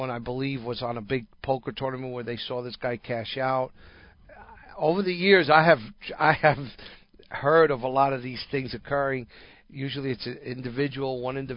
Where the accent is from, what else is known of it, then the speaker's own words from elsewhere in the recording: New York or near New York, United States; moved away; growing up in New York or near New York